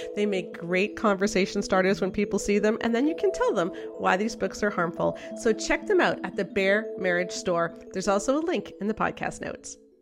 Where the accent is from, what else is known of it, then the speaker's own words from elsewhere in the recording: Canada; as a Canadian